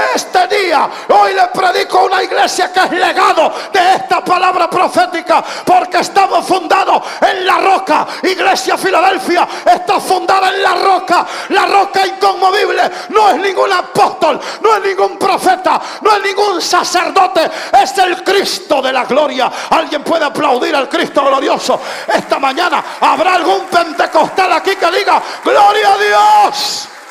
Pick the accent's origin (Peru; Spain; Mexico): Mexico; Minatitlán, Veracruz; más minatitleco que el pescado que se pesca ahí en el río Coatzacoalcos